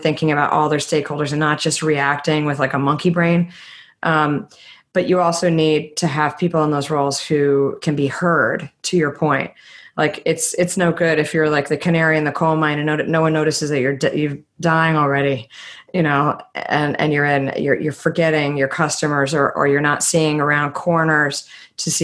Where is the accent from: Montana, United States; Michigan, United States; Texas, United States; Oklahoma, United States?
Texas, United States; moved away; I grew up in, I was born in Texas, and we used to go rafting, inner tubing in the hill country